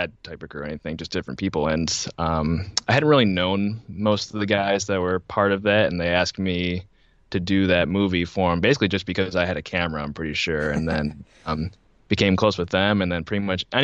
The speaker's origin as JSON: {"language": "English", "town": "Buffalo", "region": "New York", "country": "United States", "said": "I am from Buffalo, New York"}